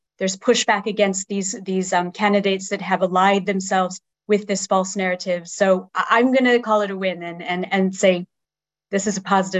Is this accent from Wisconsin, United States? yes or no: no; Colorado, United States; my home state of Colorado